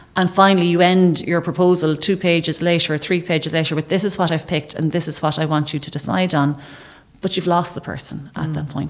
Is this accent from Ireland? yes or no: yes; Ireland